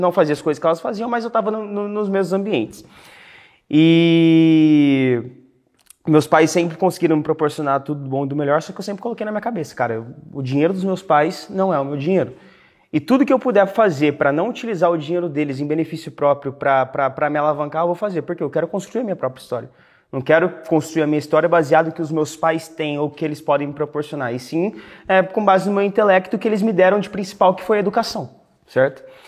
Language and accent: Portuguese; Cuiabá, Mato Grosso, Brazil; moved away; eu nasci na cidade de Cuiabá, cara, Mato Grosso